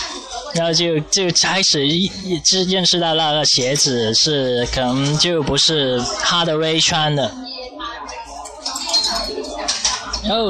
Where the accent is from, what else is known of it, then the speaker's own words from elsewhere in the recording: Guangdong, China; 我们广东这边